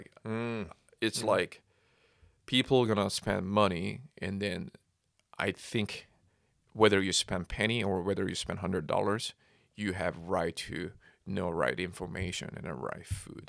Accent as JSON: {"language": "English", "region": "California", "country": "United States", "said": "I'm from California. I'm not from Texas"}